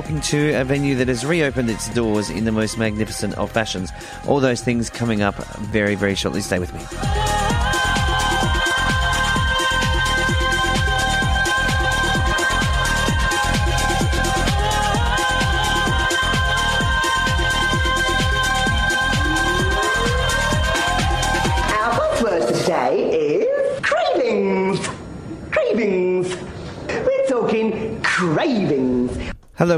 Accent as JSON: {"language": "English", "town": "Mildura", "region": "Victoria", "country": "Australia", "tie": "born or raised there", "moved": "yes", "said": "It is my hometown, so I'm a little bit nostalgic for Mildura"}